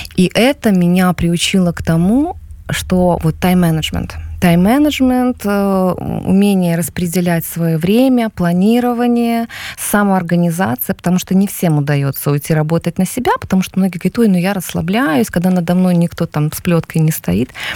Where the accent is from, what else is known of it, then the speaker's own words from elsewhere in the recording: Belarus; moved away as an adult; now in Warsaw, Poland; мы белорусы сейчас, все-таки мы в очень большой концентрации здесь сейчас